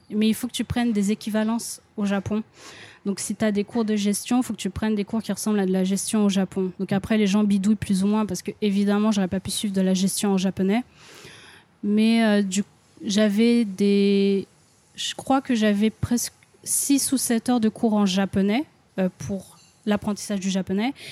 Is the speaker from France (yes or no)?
yes; Lyon, Auvergne-Rhône-Alpes, France; moved away as an adult; also born or lived in London; now in Japan; je suis de Lyon